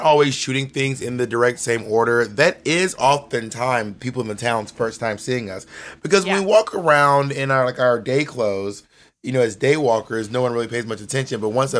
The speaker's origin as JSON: {"language": "English", "town": "Columbus", "region": "Georgia", "country": "United States", "tie": "born or raised there", "also_born_or_lived": "Phenix City / LaGrange / Corinth", "said": "I'm from like a lot of small towns, but I grew up in Columbus, Georgia, and in Phenix City, Alabama, and LaGrange, Georgia, and Corinth, Mississippi."}